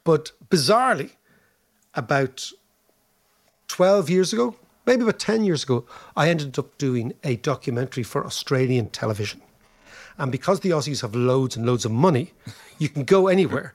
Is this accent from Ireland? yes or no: yes; Ireland